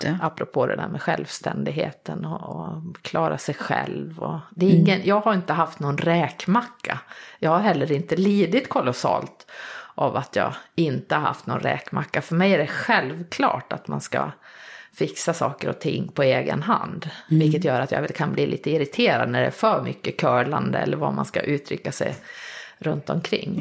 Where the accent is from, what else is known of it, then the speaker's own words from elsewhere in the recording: Vansbro, Dalarna County, Sweden; jag är uppvuxen i Vansbro i Dalarna som jag misstänker hörs på dialekten.